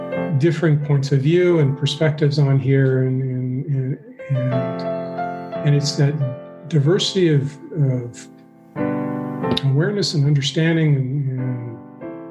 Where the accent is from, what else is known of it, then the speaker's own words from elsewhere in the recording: Flagstaff, Arizona, United States; I grew up in Northern Arizona